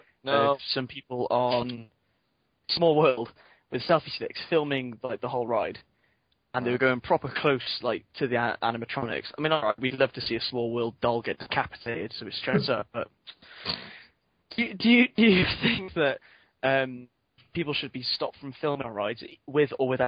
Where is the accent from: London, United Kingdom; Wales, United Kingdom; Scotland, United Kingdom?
Wales, United Kingdom; I'm from Wales